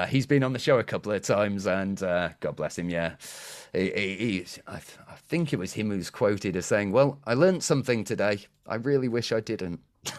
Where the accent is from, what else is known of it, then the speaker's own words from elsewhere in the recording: United Kingdom; I'm too British.